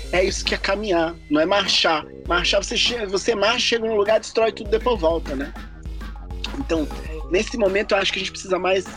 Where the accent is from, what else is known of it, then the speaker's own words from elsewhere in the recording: Juiz de Fora, Minas Gerais, Brazil; now in Germany; lá da minha, da Juiz de Fora, lá da minha cidade